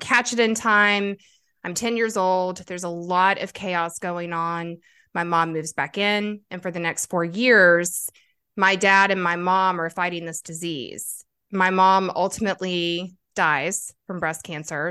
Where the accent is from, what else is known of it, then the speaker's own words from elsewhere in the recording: North Carolina, United States; also born or lived in Kentucky; We took off to North Carolina when I was eight years old